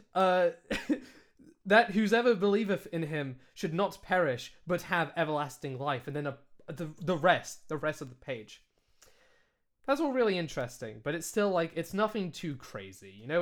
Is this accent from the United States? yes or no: no; United Kingdom; accent: British; I am British. This accent is a British accent.